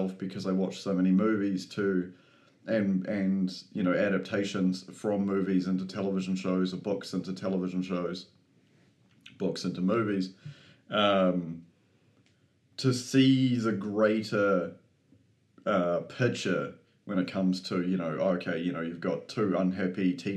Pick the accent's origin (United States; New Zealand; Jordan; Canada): New Zealand; I'm also a Kiwi